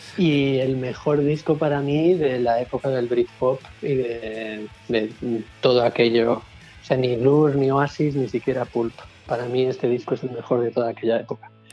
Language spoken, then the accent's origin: Spanish; Palma, Balearic Islands, Spain; yo soy de Palma, que tampoco es un pueblo